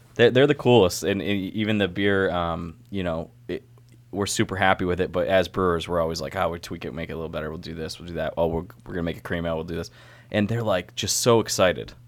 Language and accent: English; Syracuse, New York, United States; now in Baltimore, United States; I'm from Syracuse